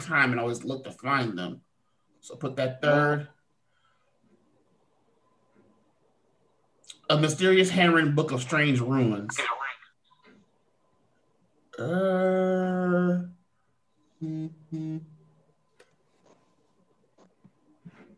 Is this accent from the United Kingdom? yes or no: yes; United Kingdom; I'm British